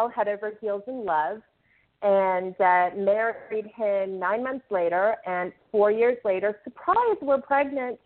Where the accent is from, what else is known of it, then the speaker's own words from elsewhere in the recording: United States; moved away as an adult; now in Lebanon; I'm a displaced American